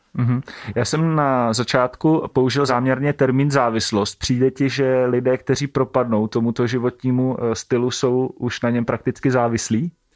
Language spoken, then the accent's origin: Czech; Šumperk, Olomouc Region, Czechia; všichni tři pocházíme ze stejného města, ze Šumperka